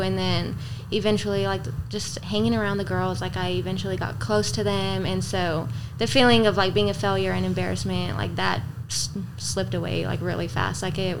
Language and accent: English; Alpine, Texas, United States; I'm from Alpine.